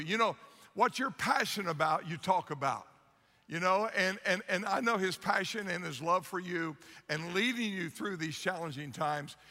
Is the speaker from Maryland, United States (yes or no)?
no; Ohio, United States; now in South Florida, United States; I'm from Ohio originally, and I grew up a big Ohio State fan